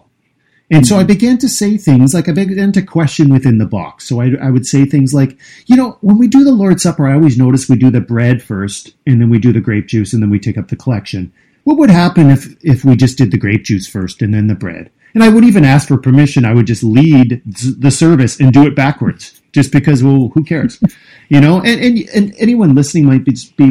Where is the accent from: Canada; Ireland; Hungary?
Canada; the prairies of Canada; I was born in the prairies of Canada, and both my parents were really involved with a Christian school.